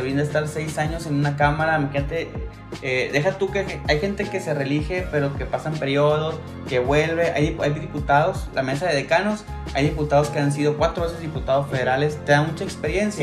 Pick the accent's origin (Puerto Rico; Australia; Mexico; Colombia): Mexico